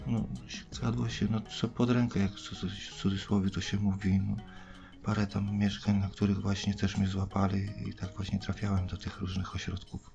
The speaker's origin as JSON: {"language": "Polish", "town": "Bydgoszcz", "region": "Kuyavian-Pomeranian Voivodeship", "country": "Poland", "said": "ja pochodzę z Bydgoszczy, samej Bydgoszczy, województwo kujawsko-pomorskie."}